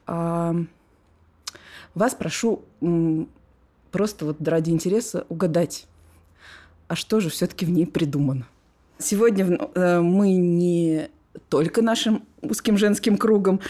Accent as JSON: {"language": "Russian", "region": "Moscow", "country": "Russia", "tie": "born or raised there", "also_born_or_lived": "Saint Petersburg", "said": "я родилась уже в Москве. Но вот дитя любви вот такой вот между городами. Вся моя жизнь, она вот э, проходила между Ленинградом и Москвой"}